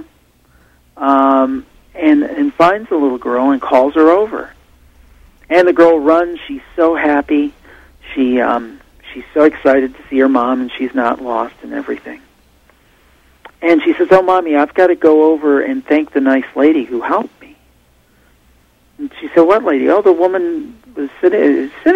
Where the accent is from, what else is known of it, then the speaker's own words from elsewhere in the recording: Ohio, United States; I'm from Ohio, and she's from the same area of Ohio as I am